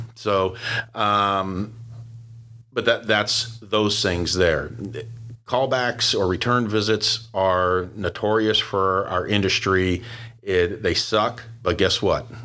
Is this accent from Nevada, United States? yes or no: no; Pittsburgh, Pennsylvania, United States; moved away; I was born and raised in Pittsburgh